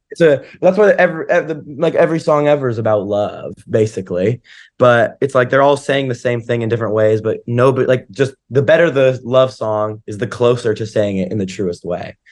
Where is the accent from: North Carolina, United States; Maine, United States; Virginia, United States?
North Carolina, United States; Asheville; moved away; my house in Asheville and, and, like, my hometown